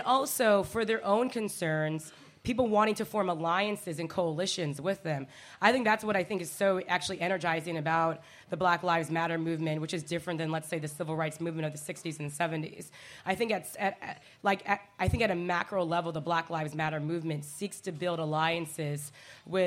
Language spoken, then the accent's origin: English; Seattle, Washington, United States; moved away as an adult; I'm born and raised in Seattle, Washington. I came back a year and a half ago to the hometown after a leave of 16 years